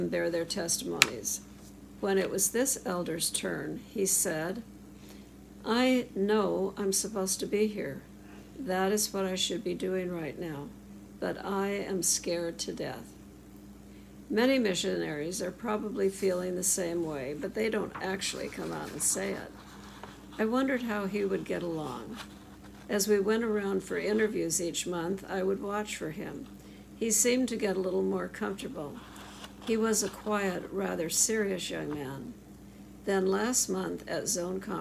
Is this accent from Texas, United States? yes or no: no; Rochester, Minnesota, United States; I grew up in Rochester, Minnesota